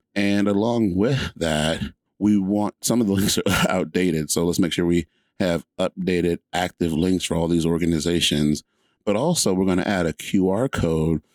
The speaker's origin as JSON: {"language": "English", "area": "just outside of Atlanta", "region": "Georgia", "country": "United States", "tie": "born or raised there", "said": "I grew up in Georgia, and where I grew up in Georgia was just outside of Atlanta"}